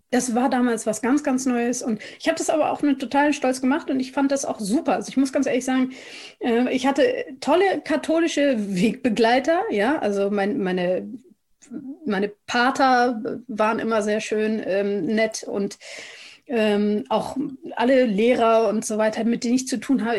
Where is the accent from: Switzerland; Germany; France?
Germany; ich komme aus Deutschland. Ich bin Deutsche.